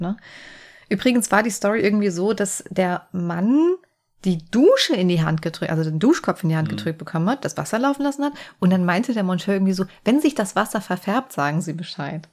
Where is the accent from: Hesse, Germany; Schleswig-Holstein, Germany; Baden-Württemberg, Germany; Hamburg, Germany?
Hesse, Germany; ich komme jetzt aus Hessen